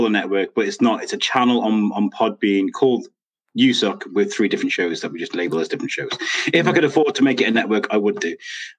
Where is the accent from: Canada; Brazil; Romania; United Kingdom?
United Kingdom; as a British guy